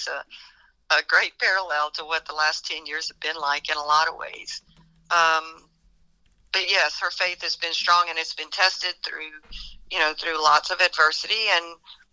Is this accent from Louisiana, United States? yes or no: yes; South Louisiana, United States; I grew up in South Louisiana in a really, really small town, maybe, I don't know, 1,500 people.